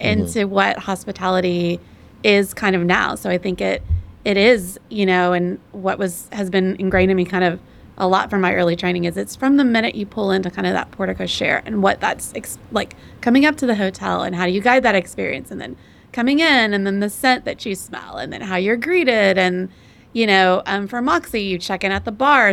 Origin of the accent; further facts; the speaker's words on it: Texas, United States; I'm from Texas and from the South